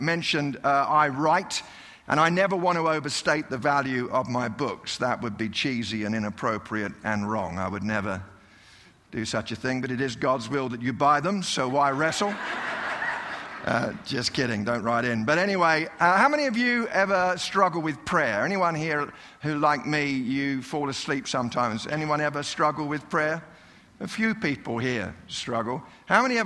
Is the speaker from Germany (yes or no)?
no; United Kingdom; now in Colorado, United States; I'm a British guy living in Colorado